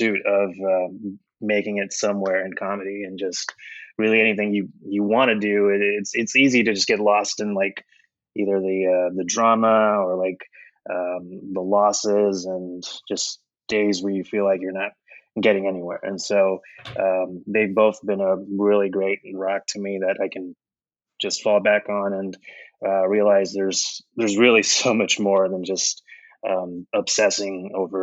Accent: Oklahoma, United States; moved away as an adult; now in Chicago, United States; I grew up in Oklahoma for most of my life. And then I moved to Chicago in 2010

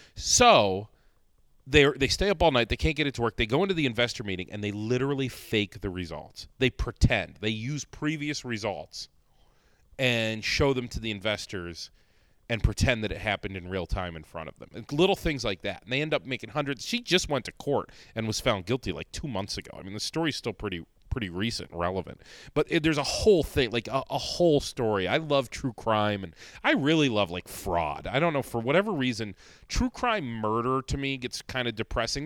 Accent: Northeast Ohio, United States; now in Rochester, United States; I'm not from here either. I'm from Northeast Ohio

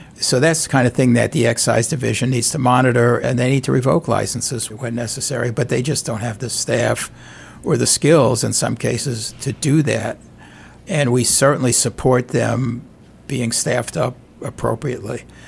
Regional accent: New York City, New York, United States; moved away as an adult; now in St. Louis, United States; I'm from New York City originally

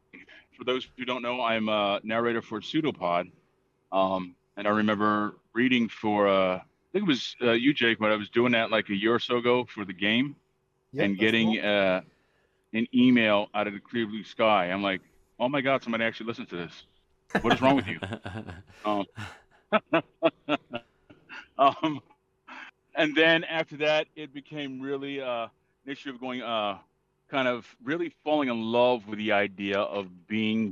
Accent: Philadelphia, Pennsylvania, United States; growing up in Philadelphia

